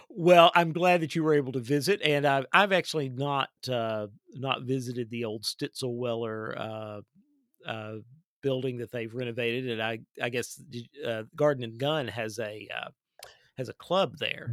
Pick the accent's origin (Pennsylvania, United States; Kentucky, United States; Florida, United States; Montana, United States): Kentucky, United States; my home state of Kentucky